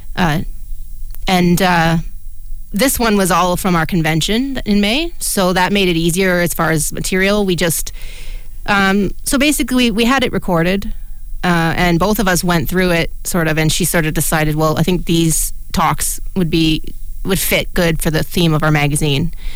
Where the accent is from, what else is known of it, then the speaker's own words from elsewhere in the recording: Canada; we are two blind Canadians.